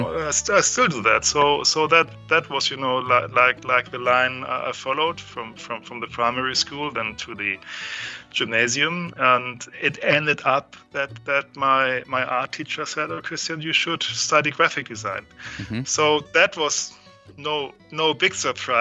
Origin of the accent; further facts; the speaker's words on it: Hamburg, Germany; from Hamburg. Actually, I grew up in a small village at the outskirts of Hamburg